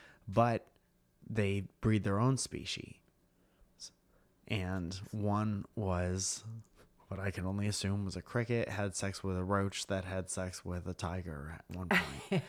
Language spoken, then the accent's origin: English; Northeast, United States; Because I grew up in the Northeast. Mm-hmm. And our beaches, where I'm from, have no waves, and the water is cold and dark, and there are rocks under it.